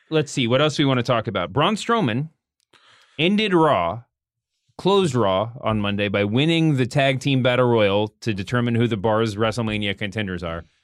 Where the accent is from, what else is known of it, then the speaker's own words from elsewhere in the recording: Canada; But um, as a Canadian, yeah.